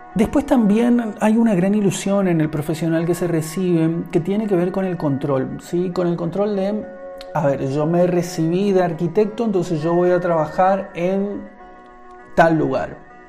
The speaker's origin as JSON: {"language": "Spanish", "country": "Argentina", "said": "en mi país, en Argentina donde vivo"}